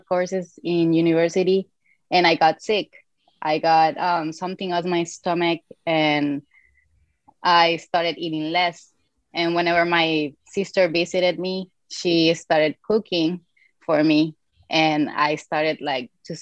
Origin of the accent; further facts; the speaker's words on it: Venezuela; I'm originally from Venezuela